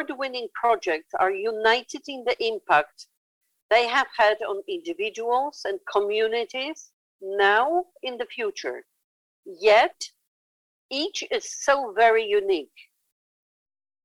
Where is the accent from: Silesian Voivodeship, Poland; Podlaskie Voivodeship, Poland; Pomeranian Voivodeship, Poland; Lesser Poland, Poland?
Lesser Poland, Poland; Krakow; in Poland in my hometown of Krakow